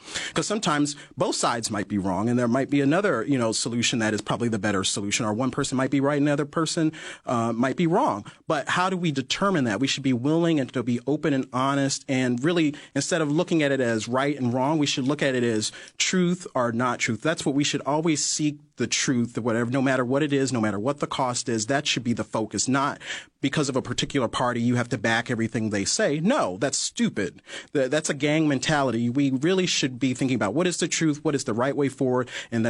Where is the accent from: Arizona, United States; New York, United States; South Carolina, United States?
South Carolina, United States; my home state of South Carolina